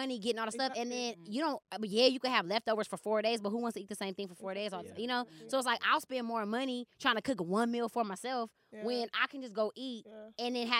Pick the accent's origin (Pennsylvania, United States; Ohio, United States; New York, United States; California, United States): California, United States; Los Angeles; I grew up in Ladera, like Baldwin Hills. It's kind of like in relation to the airport. It's probably like 15 minutes from the airport.